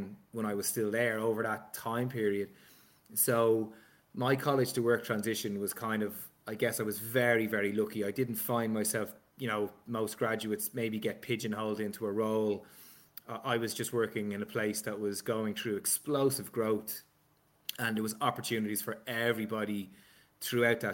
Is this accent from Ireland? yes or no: yes; Balbriggan, Leinster, Ireland; accent: Dublin; I grew up in Balbriggan, which is on the seafront in North Dublin